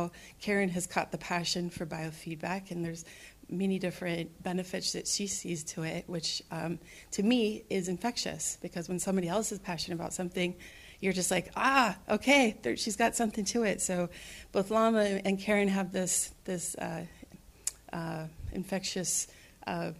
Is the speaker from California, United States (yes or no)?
yes; Sacramento, California, United States; we're both from Sacramento